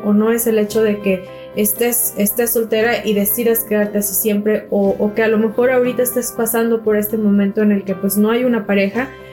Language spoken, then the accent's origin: Spanish; Mexico; nuestra cultura mexicana